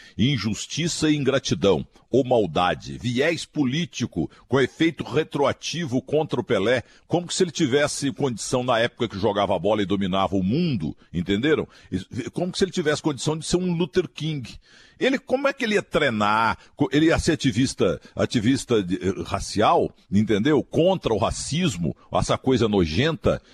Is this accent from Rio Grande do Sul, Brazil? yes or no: no; Minas Gerais, Brazil; eu sou mineiro também